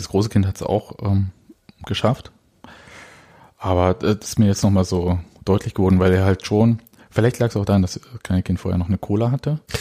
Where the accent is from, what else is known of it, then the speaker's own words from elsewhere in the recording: Leipzig, Saxony, Germany; ich bin Leipziger.